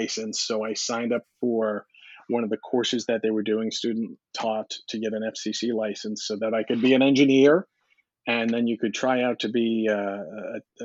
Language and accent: English; Long Island, New York, United States; my guidance counselor on Long Island